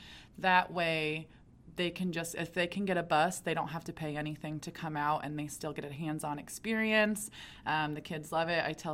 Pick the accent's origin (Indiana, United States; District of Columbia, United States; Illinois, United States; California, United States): Indiana, United States; Fort Wayne; Born and raised in Fort Wayne, so the agriculture aspect and playing in cornfields at grandparents